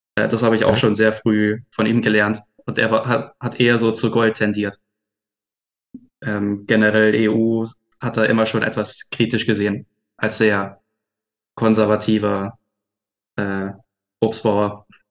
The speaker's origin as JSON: {"language": "German", "region": "Swabia", "country": "Germany", "said": "ich komme aus dem Schwäbischen"}